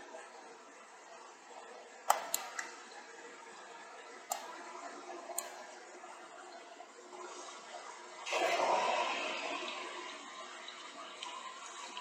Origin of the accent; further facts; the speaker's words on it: Decatur, Illinois, United States; moved away as an adult; now in Mississippi, United States; I grew up a couple hours south of Chicago, Illinois. But I've been down here. I left Illinois when I was 21